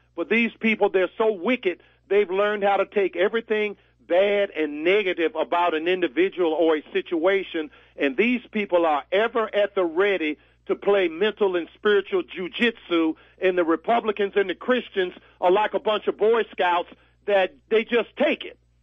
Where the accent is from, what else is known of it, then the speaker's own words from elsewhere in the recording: Virginia, United States; my home state of Virginia